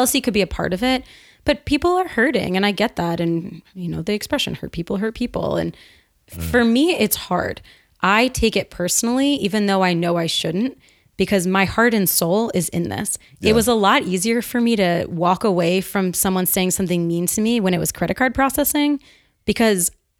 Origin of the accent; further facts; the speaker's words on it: Northeast, United States; I'm a straight shooter. I'm from the Northeast.